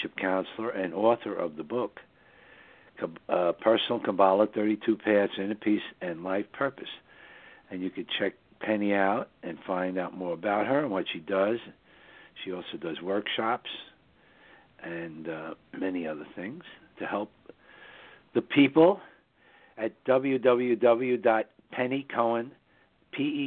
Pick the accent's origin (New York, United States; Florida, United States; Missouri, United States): New York, United States; the northern suburbs of New York, which is my hometown